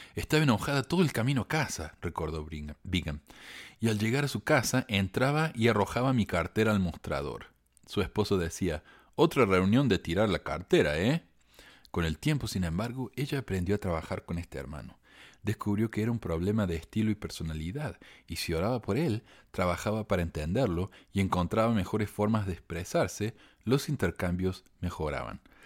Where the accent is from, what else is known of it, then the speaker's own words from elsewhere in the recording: Córdoba, Argentina; Yo, yo soy de Argentina, ¿verdad? Cuando yo era chico, en la iglesia hacíamos viajes al templo una vez al año. Contratábamos un, autobús, un camión, y íbamos a la, al templo, nos llevaba 12 horas de viaje de Córdoba hasta Buenos Aires